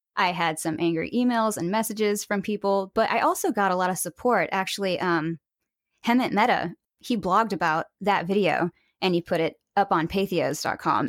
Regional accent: Springfield, Missouri, United States; now in California, United States; I grew up in Springfield, Missouri, actually, and I now live in California

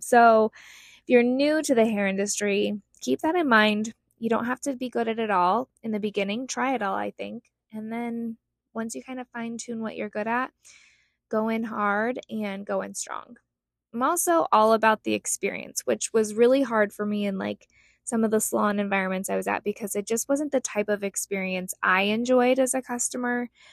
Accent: Utah, United States; moved away as an adult; now in Scottsdale, United States; I grew up in Utah, but moved here in 2007.

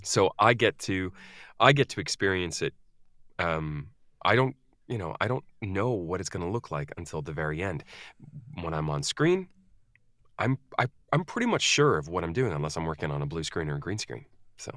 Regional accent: United States; also born or lived in Scandinavia; now in United Kingdom; I am an American in the U K

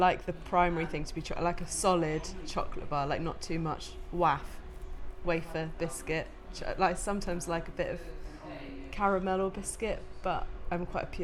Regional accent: London, United Kingdom; accent: posh; also born or lived in Oxford; I grew up in London. I went to school in Oxford.

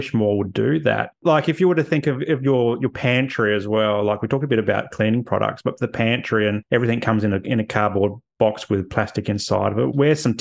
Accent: South Australia, Australia; I grew up in South Australia

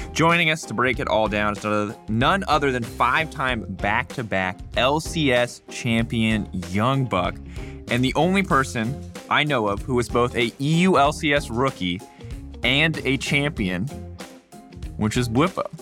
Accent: United States; As an ignorant American

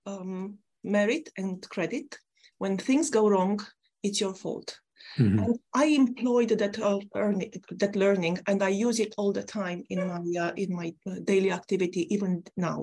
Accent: Romania; now in United Kingdom; I come from a country, my home country, Romania, an ex-communist country

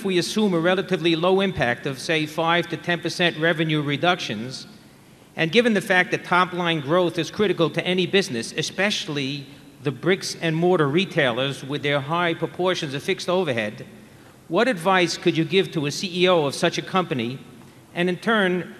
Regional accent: New York City, New York, United States; I'm from Brooklyn, New York

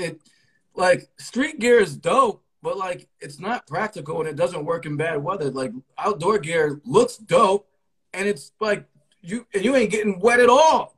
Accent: Connecticut, United States; I am from Connecticut. So I would have I was the cousin from Connecticut going to Virginia.

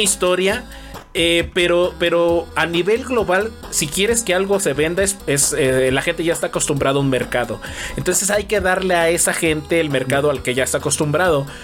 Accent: Mexico

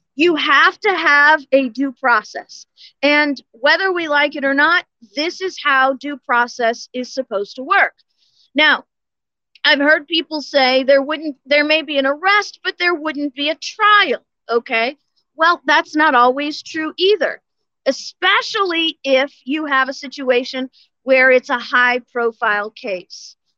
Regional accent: St. Louis, Missouri, United States; now in Florida, United States; I was born and raised in St. Louis

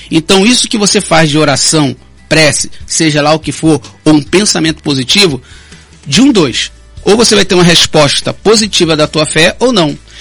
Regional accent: Rio de Janeiro, Brazil; now in Campos dos Goytacazes, Brazil; desde o Rio de Janeiro, que eu fui criado lá no Complexo Alemão

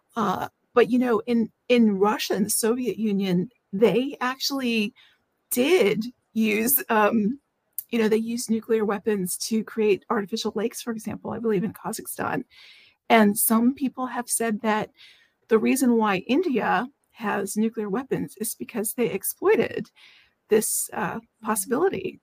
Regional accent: Washington, District of Columbia, United States; I live in the Washington, D.C. area. I was born in Washington, D.C., so I've been here for most of my life

